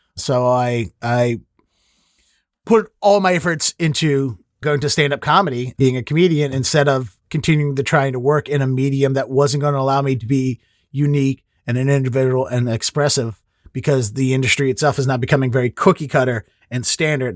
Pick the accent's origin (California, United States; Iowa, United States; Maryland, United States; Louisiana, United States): Maryland, United States; Baltimore; I'm from Baltimore